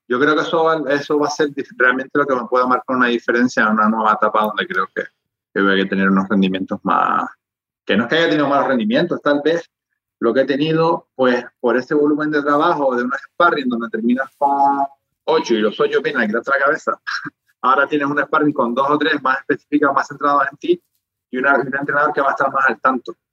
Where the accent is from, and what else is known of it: Spain